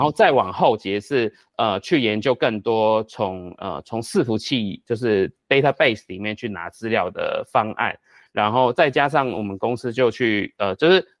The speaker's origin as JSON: {"language": "Chinese", "country": "Hong Kong", "moved": "as an adult", "lives_now": "Taiwan", "said": "我是香港， 我是香港人，然后呢， 呃， 我过来台湾"}